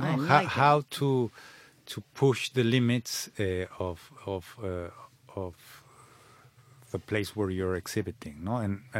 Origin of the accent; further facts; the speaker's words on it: Mexico City, Mexico; English is a second language; moved away as an adult; now in London, United Kingdom; I was born in Mexico City.